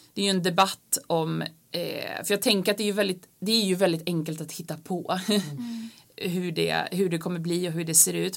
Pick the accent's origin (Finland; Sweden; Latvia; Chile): Finland; moved away; jag är halvfinsk, jag är född i Finland och har en finsk pappa